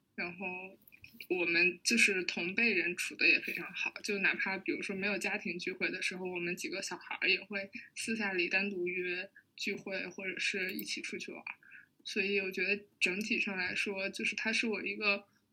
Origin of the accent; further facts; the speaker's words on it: Hebei, China; now in Beijing, China; 我是河北人